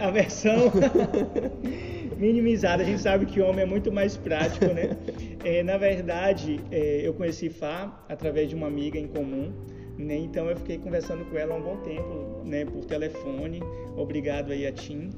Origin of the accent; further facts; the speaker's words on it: Jequié, Bahia, Brazil; eu sou jequiéense mesmo, nasci aqui em Jequié, né? É, estudei aqui, me formei aqui, fiz faculdade aqui